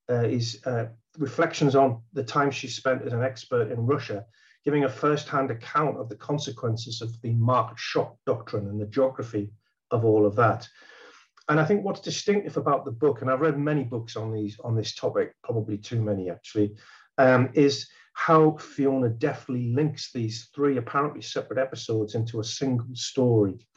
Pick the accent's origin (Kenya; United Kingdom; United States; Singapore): United Kingdom; North East England; The first part is about uh, growing up in County Durham in, in the north of England. Um, uh, that's a background that she and I share.